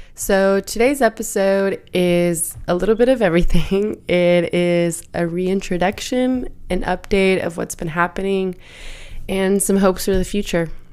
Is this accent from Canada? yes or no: no; Michoacán, Mexico; also born or lived in Oregon, United States; now in Seattle, United States; growing up in Michoacan, you know, like, we were outdoors, but, like, Michoacan doesn't have snow